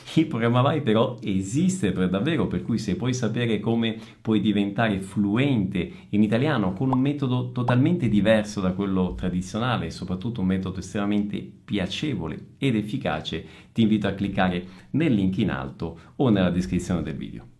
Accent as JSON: {"language": "Italian", "town": "Messina", "region": "Sicily", "country": "Italy", "tie": "born or raised there", "also_born_or_lived": "Northern Italy", "moved": "yes", "said": "da meridionale, quindi da siciliano, quindi io sono un italiano del Sud nato a Messina, però ho vissuto circa 15 anni al Nord e circa 15 anni al Sud"}